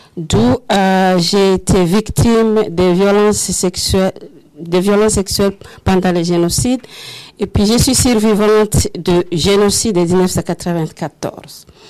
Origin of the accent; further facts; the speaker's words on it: Rwanda; moved away as an adult; now in Canada; Je viens de l'Afrique, mon pays c'est le Rwanda. Euh, je suis venue ici au Canada en 2006